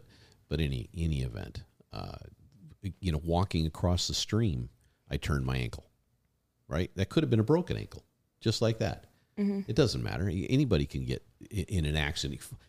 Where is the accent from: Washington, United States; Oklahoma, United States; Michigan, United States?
Michigan, United States; I grew up in Michigan. There's plenty of that shit going on.